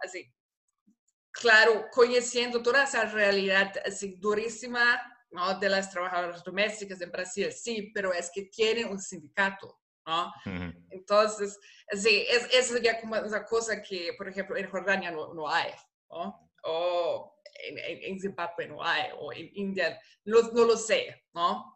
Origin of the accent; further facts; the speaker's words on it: Germany; Spanish is a second language; moved away as an adult; also born or lived in Costa Rica; now in Rio de Janeiro, Brazil; Yo soy alemana